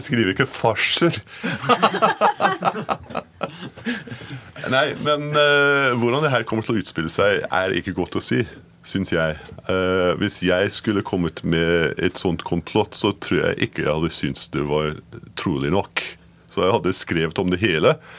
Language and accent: Norwegian; Edinburgh, Scotland, United Kingdom; Norwegian is a second language; moved away as an adult; also born or lived in Glasgow / London; now in Norway; Jeg er født født i Glasgow og oppvokst i Edinburgh, men forlot landet mitt da jeg var 18